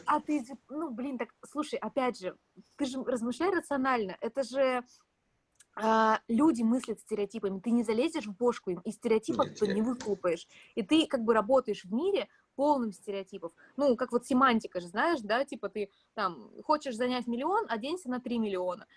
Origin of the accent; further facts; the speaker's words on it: Omsk, Omsk Oblast, Russia; moved away; я из Омска